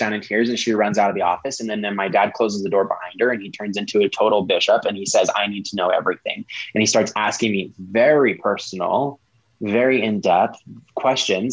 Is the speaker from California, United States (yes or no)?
no; Colorado, United States; moved away as an adult; also born or lived in Salt Lake City, Utah; I was from Colorado